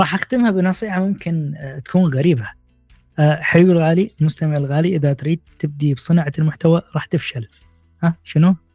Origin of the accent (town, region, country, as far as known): Iraq; born or raised there; now in Bucharest, Romania